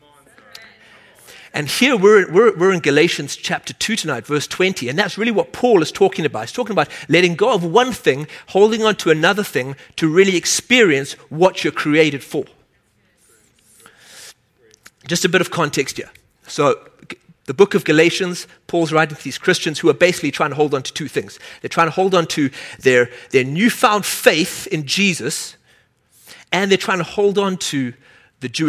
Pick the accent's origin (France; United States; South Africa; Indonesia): South Africa; moved away; I grew up in South Africa